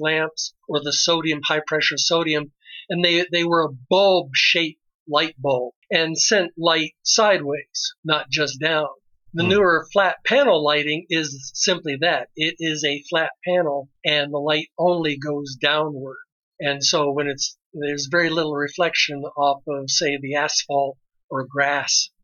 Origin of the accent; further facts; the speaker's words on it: Mississippi Gulf Coast, United States; now in Las Vegas, United States; I grew up on the Mississippi Gulf Coast